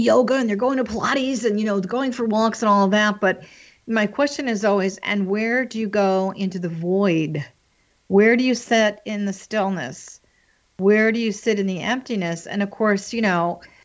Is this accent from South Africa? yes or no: no; East Coast, United States; raised on the East Coast, very strict, very traditional, very Catholic school